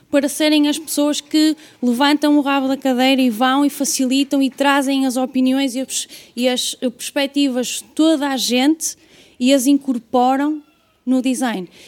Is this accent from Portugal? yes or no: yes; Guimarães, Norte, Portugal; eu sou de Guimarães, portanto.